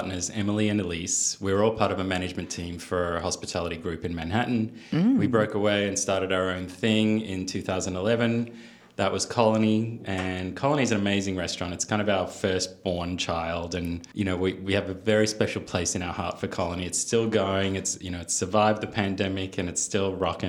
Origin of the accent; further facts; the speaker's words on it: Melbourne, Victoria, Australia; moved away as an adult; also born or lived in New York / Napa Valley; now in Napa, United States; I come from Melbourne, which is probably the food capital of Australia.